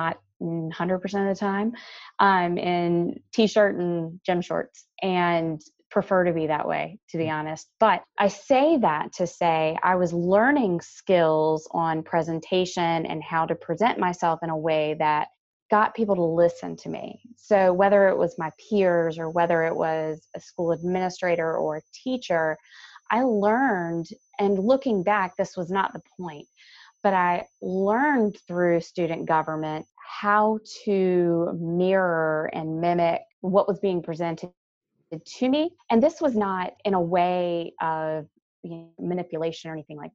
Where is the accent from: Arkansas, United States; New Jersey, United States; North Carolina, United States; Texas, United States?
North Carolina, United States; East Coast of; I grew up on the East Coast of North Carolina